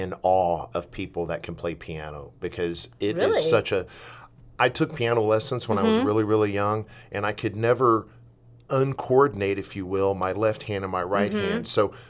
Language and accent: English; the South, United States; I told you I'm from the South.